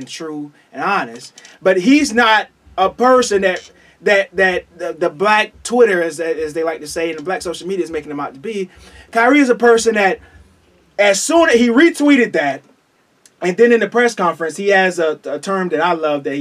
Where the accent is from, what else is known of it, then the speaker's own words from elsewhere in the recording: Eatonville, Florida, United States; I'm from Eatonville, Florida